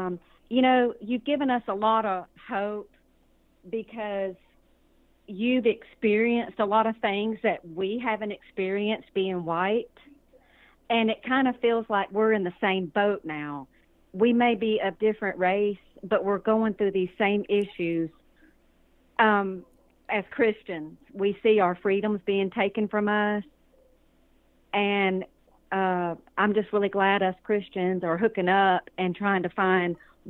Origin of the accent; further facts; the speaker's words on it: Georgia, United States; And I'm from Georgia, so, you know, I can't vote for anybody outside of Harrelson County